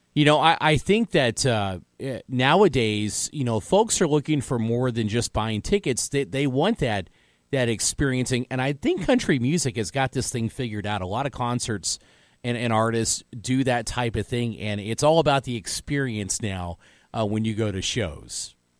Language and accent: English; Evansville, Indiana, United States; also born or lived in Washington, Indiana; we moved to Evansville, Indiana